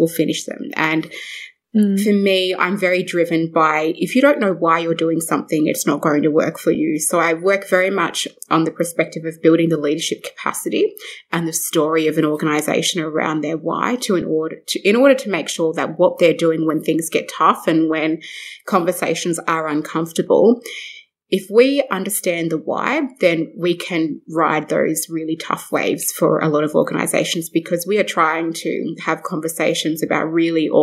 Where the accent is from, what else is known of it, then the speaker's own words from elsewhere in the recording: Brewarrina, New South Wales, Australia; also born or lived in Broken Hill; I was born in Broken Hill on Barkindji country, and I was raised in Brewarrina with my mum